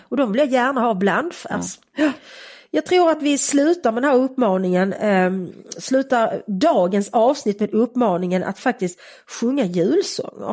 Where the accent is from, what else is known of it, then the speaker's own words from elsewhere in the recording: Malmö, Skåne, Sweden; Jag är uppväxt i Malmö på Sofielund